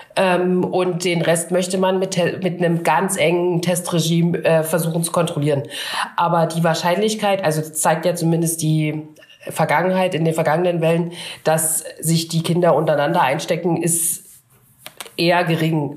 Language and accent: German; Upper Lusatia, Saxony, Germany; bei mir ist es äh, Ost, also in der Oberlause sagt man Schuleingang